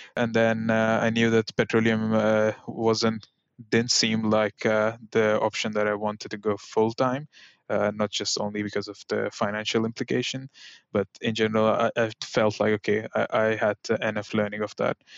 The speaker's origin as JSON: {"language": "English", "country": "India", "tie": "born or raised there", "also_born_or_lived": "Delft, Netherlands", "moved": "as an adult", "lives_now": "Eindhoven, Netherlands", "said": "born and raised in India, uh, I moved to Netherlands at the age of, uh, twenty"}